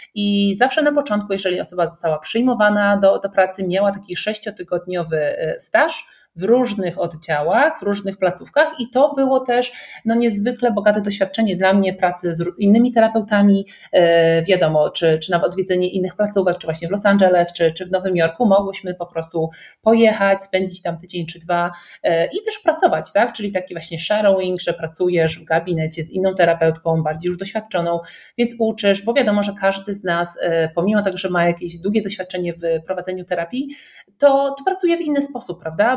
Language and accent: Polish; around Kraków, Lesser Poland, Poland; moved away as an adult; also born or lived in United States; pochodzimy mniej więcej z tych okolic